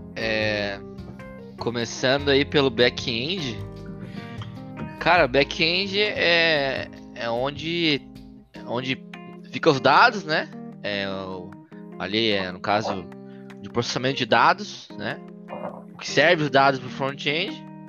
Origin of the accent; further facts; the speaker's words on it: Florianópolis, Santa Catarina, Brazil; sou brasileiro, né, aqui do Sul, Floripa.